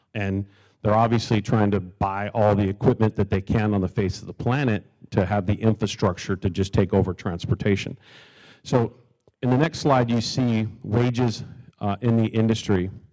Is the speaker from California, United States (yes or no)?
yes; Southern California, United States; I am from Southern California.